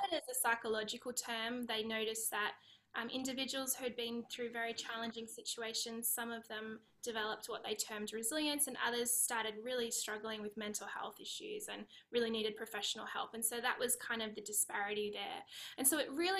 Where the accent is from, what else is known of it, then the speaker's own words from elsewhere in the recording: Australia; accent: Aussie; moved away as an adult; now in California, United States; I'm Australian. I live in California